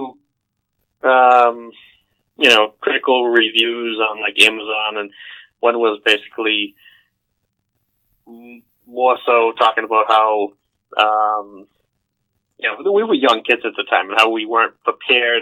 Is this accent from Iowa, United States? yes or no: no; Boston, Massachusetts, United States; I grew up in suburbs in Boston